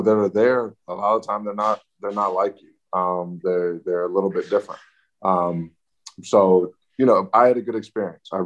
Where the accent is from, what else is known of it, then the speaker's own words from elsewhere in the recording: Atlanta, Georgia, United States; I grew up in Atlanta, which everybody knows is a lot of Black people doing really well for themselves